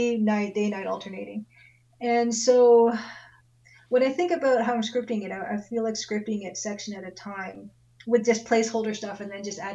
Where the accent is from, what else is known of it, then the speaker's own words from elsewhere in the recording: Ontario, Canada; We're both Canadian. I'm Ontario, you're BC, I guess.